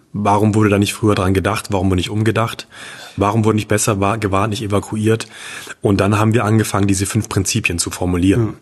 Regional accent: Leipzig, Saxony, Germany; als Leipziger

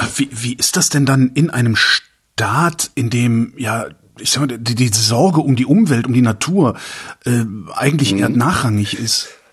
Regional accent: West Germany, Germany; ich bin im Westen groß geworden

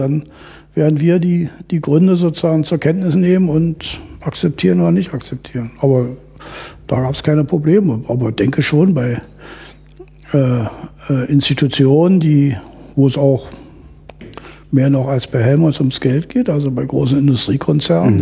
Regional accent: East Germany, Germany; ich bin in der DDR groß geworden

